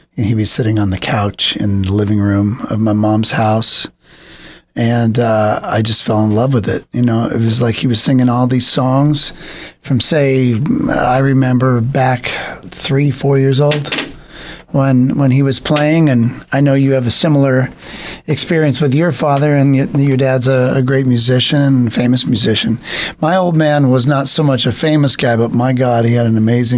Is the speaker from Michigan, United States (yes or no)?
no; San Bernardino, California, United States; I grew up in San Bernardino, so San Bernardino County